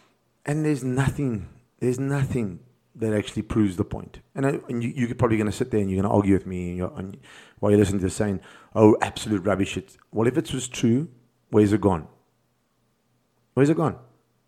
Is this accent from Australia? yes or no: no; South Africa; And I'm speaking as from a South African point of view, because we're in South Africa and I'm in South Africa